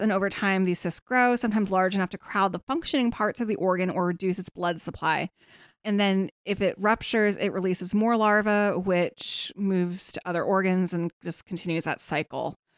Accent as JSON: {"language": "English", "town": "Kutztown", "region": "Pennsylvania", "country": "United States", "tie": "born or raised there", "moved": "yes", "lives_now": "Pittsburgh, United States", "said": "it's bad where I grew up in Kutztown"}